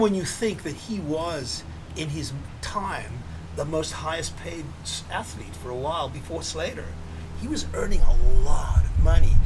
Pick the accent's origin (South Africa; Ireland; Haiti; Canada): South Africa; Cape Town, Western Cape; moved away as an adult; also born or lived in New York; we grew up in Seapoint together